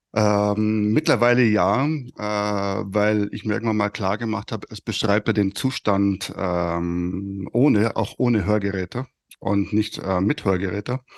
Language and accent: German; Fürstenfeldbruck, Bavaria, Germany; accent: Bavarian; ich komme aus Oberbayern, äh, Speckgürtel von München, Fürstenfeldbruck.